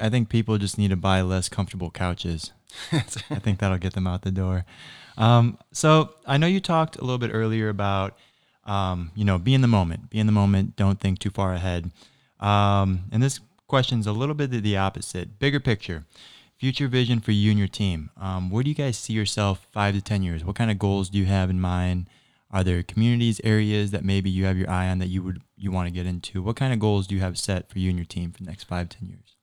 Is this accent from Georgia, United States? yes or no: no; Naples, Florida, United States; I grew up in Naples